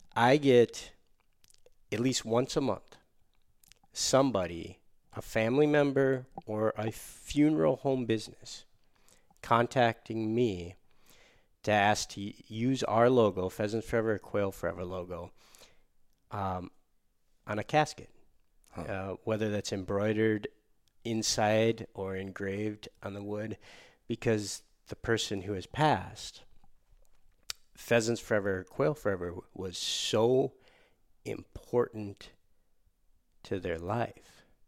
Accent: Michigan, United States; Michigan, my home state

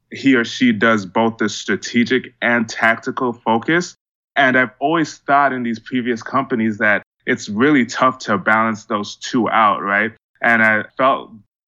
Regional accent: Miami, Florida, United States; moved away as an adult; also born or lived in Georgia; So I'm from Miami, grew up really interested in technology

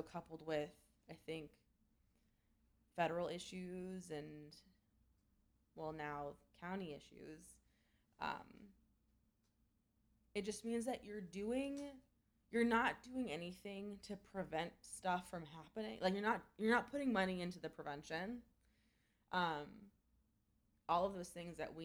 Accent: Canada; I'm Canadian

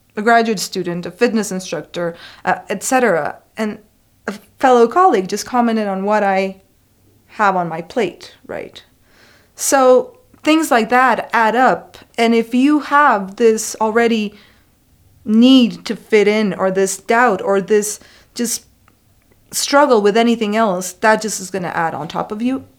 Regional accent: Costa Rica; moved away as an adult; I am an international student. I'm from Costa Rica

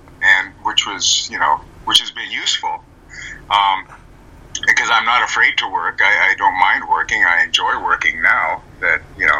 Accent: Montana, United States; I grew up in a small town in Montana on a farm.

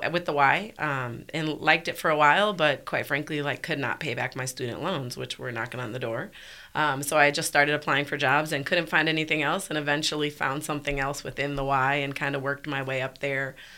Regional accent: Milwaukee, Wisconsin, United States; moved away as an adult; also born or lived in Dubuque, Iowa; now in Birmingham, United States; I grew up in Milwaukee, Wisconsin

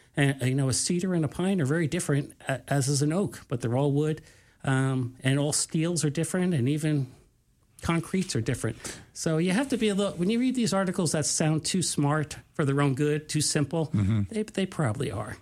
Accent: New York, United States; I'm from New York

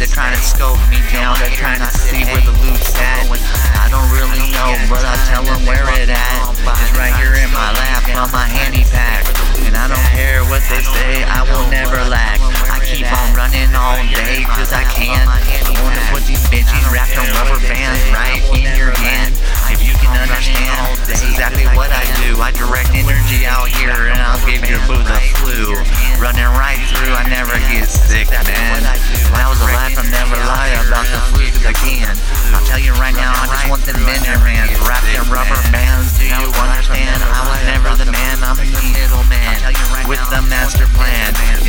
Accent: California, United States; I'm from the Bay, Northern California, where I stay.

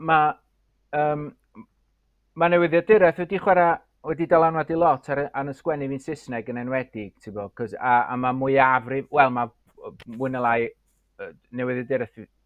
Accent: Anglesey, Wales, United Kingdom; first language Welsh; dwi o Sir Fôn, reit?

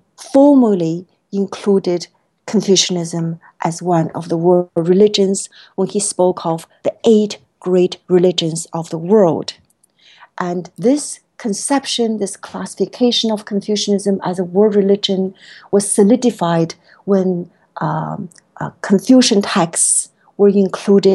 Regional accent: China; moved away as an adult; now in United States; being a student originally born and raised in China. I came to the States for college and then graduate school

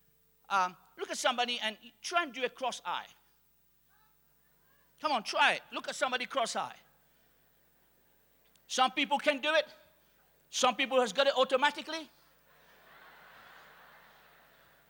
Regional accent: Mauritius; I'm from Mauritius.

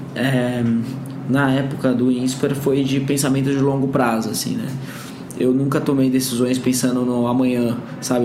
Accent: Bragança Paulista, São Paulo, Brazil; Eu tive uma bolsa de estudos numa escola particular lá em Bragança, né? Onde eu cresci

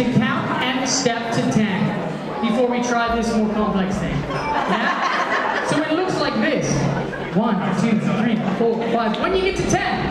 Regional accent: Canada; now in Australia; as a Canadian, as a slight outsider coming in to teach

